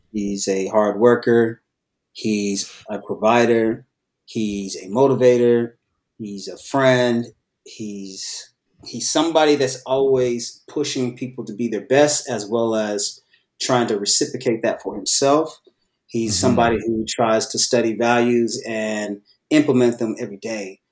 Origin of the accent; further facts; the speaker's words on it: Bay Area, California, United States; now in Los Angeles, United States; I was born in the Bay Area.